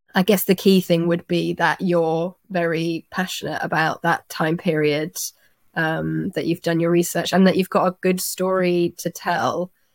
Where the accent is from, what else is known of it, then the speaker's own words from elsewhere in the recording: Twickenham, London, United Kingdom; I'm from Twickenham